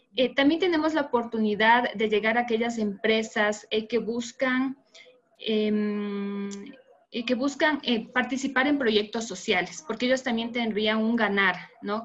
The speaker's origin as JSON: {"language": "Spanish", "country": "Ecuador", "said": "soy de Ecuador."}